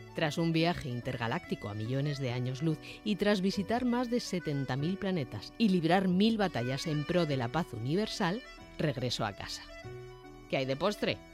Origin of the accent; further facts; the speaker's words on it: Spain; nosotros, los de aquí de la península